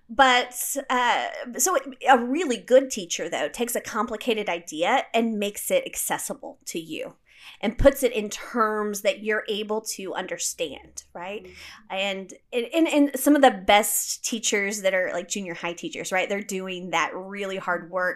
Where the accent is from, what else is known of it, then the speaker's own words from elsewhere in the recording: United States; I'm an American growing up without a king or a queen